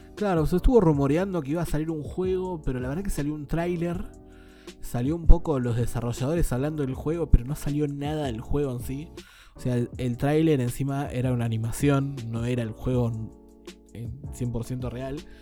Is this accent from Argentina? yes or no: yes; Argentina; uno como argentino